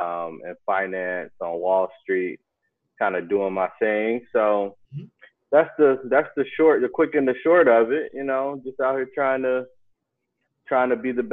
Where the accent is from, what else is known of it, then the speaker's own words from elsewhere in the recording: Cincinnati, Ohio, United States; also born or lived in Atlanta, Georgia; now in New York, United States; I'm from Cincinnati. I went to school with Wes Mose and Lou.